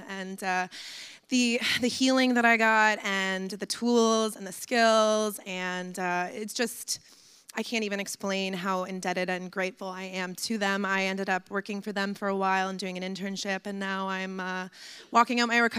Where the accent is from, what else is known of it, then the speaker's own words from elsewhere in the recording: Nova Scotia, Canada; moved away as an adult; now in Windsor, Canada; I am originally from Nova Scotia.